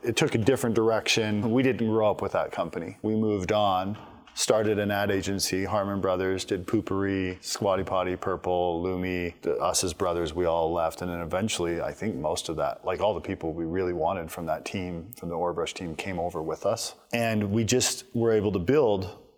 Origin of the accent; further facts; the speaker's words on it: Idaho, United States; we grew up in Idaho, on a farm, 3 TV stations